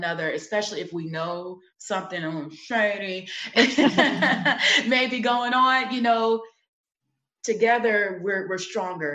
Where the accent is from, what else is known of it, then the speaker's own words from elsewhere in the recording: New York City, New York, United States; I'm from Brooklyn, New York, you know, Sumner Projects, that's right near Marcy Projects